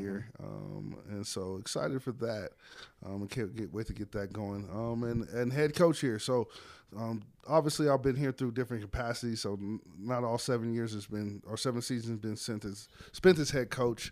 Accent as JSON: {"language": "English", "town": "Las Vegas", "region": "Nevada", "country": "United States", "tie": "born or raised there", "said": "born and raised in Las Vegas, Nevada"}